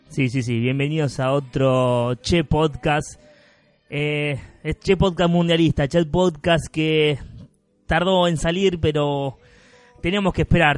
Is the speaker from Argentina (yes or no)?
yes; Argentina; Porque somos argentinos, porque somos latinoamericanos